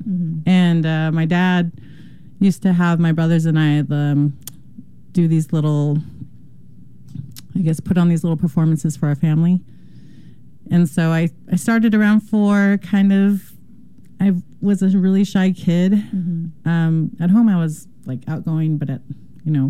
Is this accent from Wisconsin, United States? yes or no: no; Southern California, United States; moved away; I'm from Southern California.